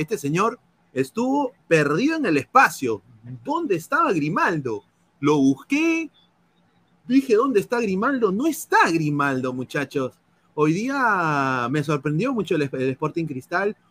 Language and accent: Spanish; Peru; now in United States; somos peruanos, eh, yo estoy aquí en los Estados Unidos